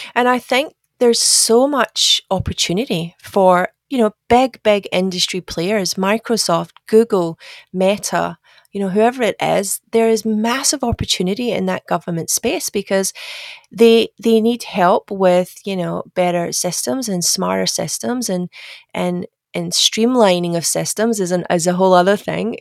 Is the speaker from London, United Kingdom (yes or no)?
no; Glasgow, Scotland, United Kingdom; moved away as an adult; now in Australia; my accent is, is not Australian. I'm sure I'm actually Scottish. I'm from Glasgow. Uh, but I moved to Australia in 2007